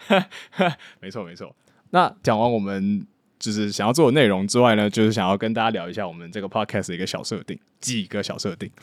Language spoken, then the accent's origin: Chinese; Taiwan; moved away as an adult; now in Hong Kong; 我是一个在台湾土生土长，然后大学之后到香港读资讯管理，然后之后毕业之后在香港科技业工作的一个台湾人